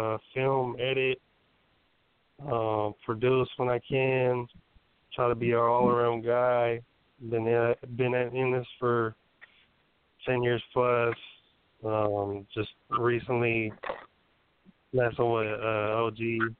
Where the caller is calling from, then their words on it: California, United States; Northern California